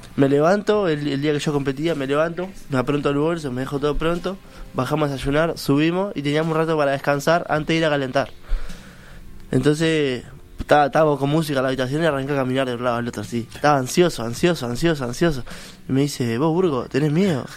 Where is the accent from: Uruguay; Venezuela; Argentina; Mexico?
Uruguay; Colón, Montevideo; Soy de Colón toda la vida, ahí, a dos, tres cuadras del Olimpia